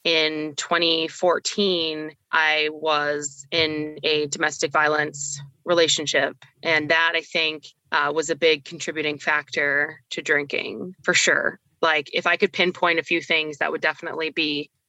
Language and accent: English; Miami, Florida, United States; A lot of my friends growing up in Miami, it's a different kind of drinking culture, a different drug culture.